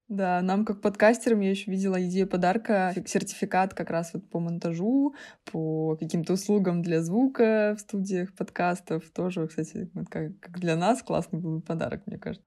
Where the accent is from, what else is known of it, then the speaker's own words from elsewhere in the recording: Saint Petersburg, Russia; питерские замашки